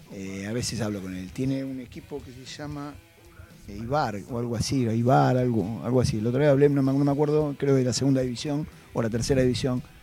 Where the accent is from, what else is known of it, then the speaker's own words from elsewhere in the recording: Buenos Aires, Argentina; hogar donde nosotros nos criamos ahí en Mataderos